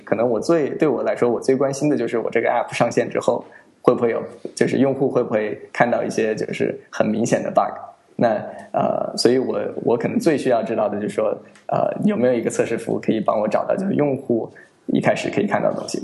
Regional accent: United States; moved away as an adult; also born or lived in Wuhan; now in China; 我是从美国长大，然后在那儿 ，呃，读的小学、中学，然后大学，嗯，然后一二年的时候从美国回国

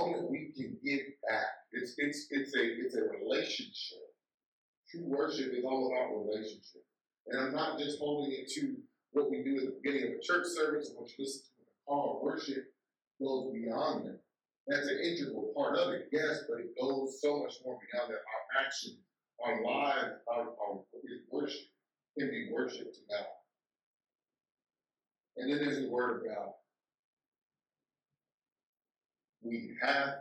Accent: Chicago, Illinois, United States; now in Tulsa, United States; my hometown in Chicago

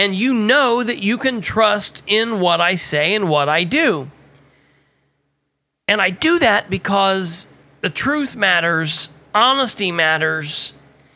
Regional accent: Muncie, Indiana, United States; my home state of Indiana, definitely in East Central Indiana, definitely in my city of Muncie, Indiana

